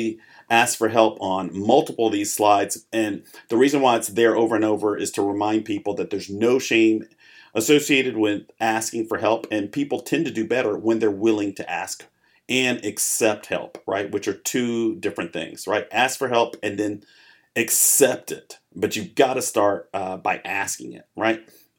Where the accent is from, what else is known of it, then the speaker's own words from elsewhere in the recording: Arkansas, United States; also born or lived in Chicago; I was born in Chicago, grew up there, and then my family moved to Arkansas. I grew up in Arkansas, very different, but I learned a lot from both environments. I've kind of lived a little bit of everywhere.